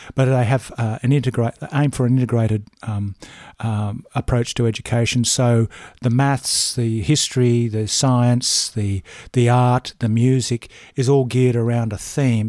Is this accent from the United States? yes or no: no; Brisbane, Queensland, Australia; moved away as an adult; now in Peregian Beach, Australia; Brisbane. Um, northern suburbs of Brisbane, Ash Grove, Barden, Red Hill